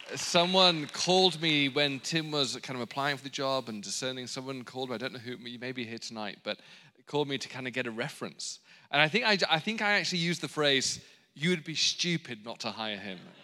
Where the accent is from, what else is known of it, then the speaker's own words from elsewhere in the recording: England, United Kingdom; now in Los Angeles, United States; I'm from England, but I have married an Australian